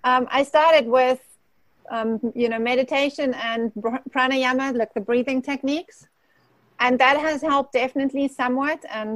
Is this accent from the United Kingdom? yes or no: no; Germany; English is a second language; also born or lived in South Africa; now in United States; I've grown up, the short pieces are the growing up in Germany, born in Germany, and then spent the greatest part of all the other places in South Africa, and I'm now in the US.